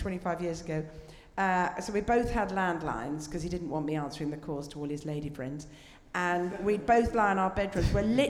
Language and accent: English; Scotland, United Kingdom; accent: posh Scot; moved away; as a Scot, but as you can tell, a posh Scot